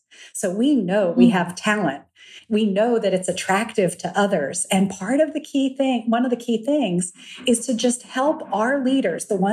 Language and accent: English; Lexington, Virginia, United States; I was raised in Lexington, Virginia